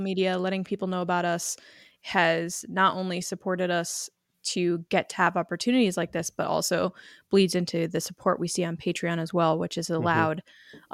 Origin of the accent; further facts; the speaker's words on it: Connecticut, United States; I'm from Connecticut